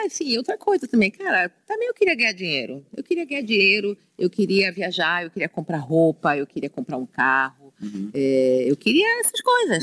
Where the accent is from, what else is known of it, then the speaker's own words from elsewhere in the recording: Rio de Janeiro, Brazil; now in São Paulo, Brazil; eu nasci no Rio de Janeiro, no subúrbio, lá, lá a gente chama subúrbio, é que a gente chama periferia, né? Na Penha